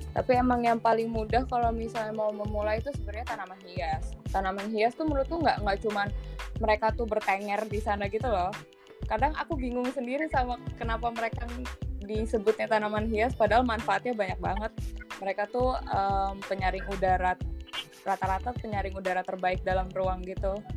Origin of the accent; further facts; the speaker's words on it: Jakarta, Indonesia; aku dari kecil di kota di Jakarta um, tumbuh melihat pohon ditebangin